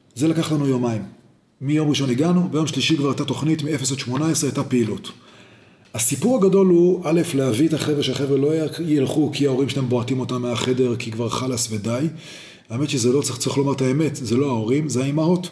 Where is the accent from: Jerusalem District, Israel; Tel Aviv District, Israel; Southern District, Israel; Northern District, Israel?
Jerusalem District, Israel; Jerusalem; also born or lived in Boston; אני ירושלמי מלידה